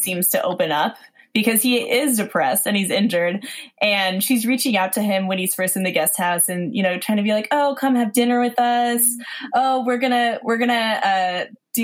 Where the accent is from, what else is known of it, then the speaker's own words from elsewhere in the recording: Seattle, Washington, United States; also born or lived in Queens, New York; now in New York, United States; I grew up in Seattle, so my family's all West Coast.